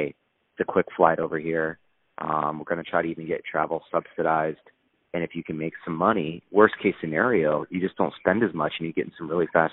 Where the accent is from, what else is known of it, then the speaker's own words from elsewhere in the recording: Illinois, United States; also born or lived in Seattle; now in Southern California, United States; I grew up in Illinois